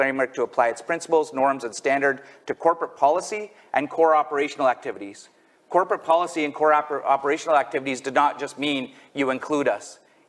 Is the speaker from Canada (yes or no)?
yes; Curve Lake First Nation, Ontario, Canada; I'm a member of the Curve Lake First Nation. I come from a family of chiefs. My grandfather was a chief, my father was a chief